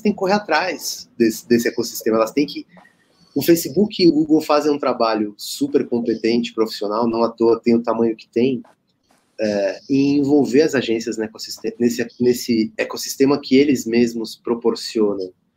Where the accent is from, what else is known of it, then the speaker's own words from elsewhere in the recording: Brazil; a gente é brasileiro, a gente é uma empresa, né, de brasileiros